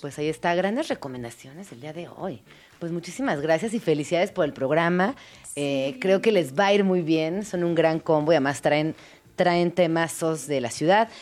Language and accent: Spanish; Mexico City, Mexico; como soy chilanga